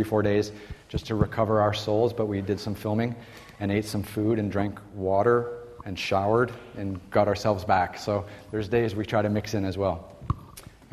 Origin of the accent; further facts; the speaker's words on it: Toronto, Ontario, Canada; moved away as an adult; When I was growing up in Toronto, Canada, like every young Canadian